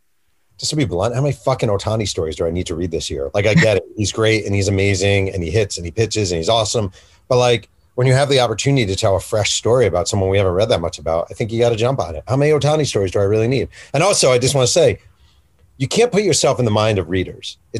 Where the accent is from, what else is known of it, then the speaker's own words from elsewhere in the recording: New York, United States; moved away; my hometown newspaper in New York